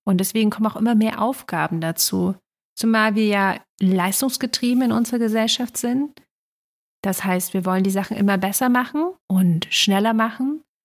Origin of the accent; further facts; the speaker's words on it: East Germany, Germany; bin ja in Ostdeutschland groß geworden